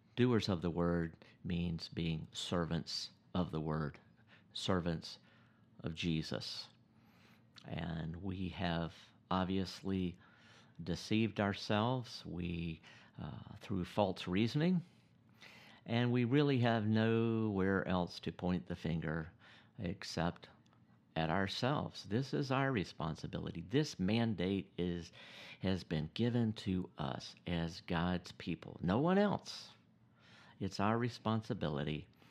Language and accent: English; United States; I'm an American